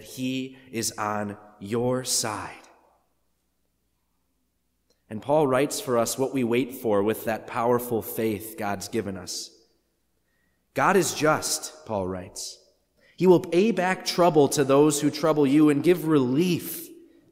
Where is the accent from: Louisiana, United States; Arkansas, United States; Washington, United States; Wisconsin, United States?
Wisconsin, United States; I'm from Wisconsin